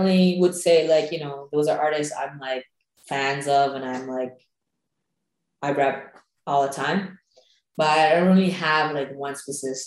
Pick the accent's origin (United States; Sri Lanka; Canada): Sri Lanka; moved away; Growing up in Sri Lanka.